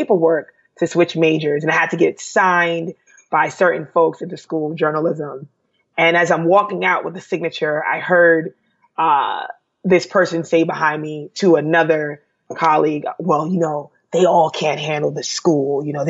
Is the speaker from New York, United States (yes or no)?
yes; New York City, New York, United States; also born or lived in Uniondale, New York; I am from Brooklyn, New York, also Uniondale, New York, which is on Long Island. For those that aren't familiar, I guess my life has been split between those two places.